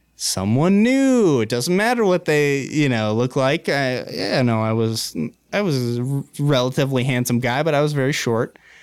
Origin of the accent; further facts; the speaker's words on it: Missoula, Montana, United States; also born or lived in Florence, Montana; grew up in Missoula in a phenomenal trailer park